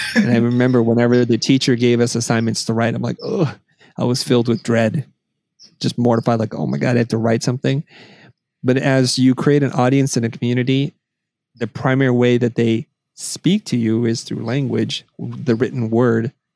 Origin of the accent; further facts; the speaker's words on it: United States; I was three when I came to the United States, and so I don't really have much. So America, for uh, as far as I know, has been always our home